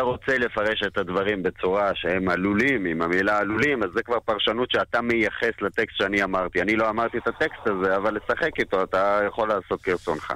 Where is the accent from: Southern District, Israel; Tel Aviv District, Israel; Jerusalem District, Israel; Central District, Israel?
Jerusalem District, Israel; Jerusalem; כילד שגדל בירושלים